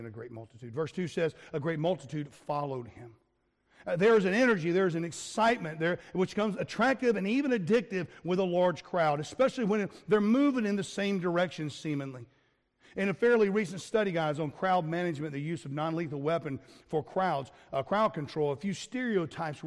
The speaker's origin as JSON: {"language": "English", "country": "United States", "moved": "yes", "lives_now": "Wales, United Kingdom", "said": "I'm an American"}